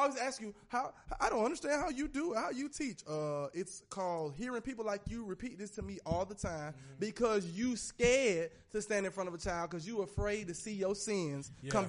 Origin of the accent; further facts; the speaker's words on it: Atlanta, Georgia, United States; I'm from Atlanta.